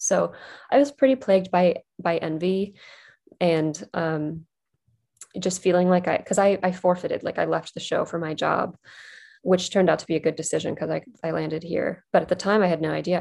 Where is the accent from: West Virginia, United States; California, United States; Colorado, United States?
West Virginia, United States; moved away as an adult; also born or lived in New York City / Durham, North Carolina; I grew up in West Virginia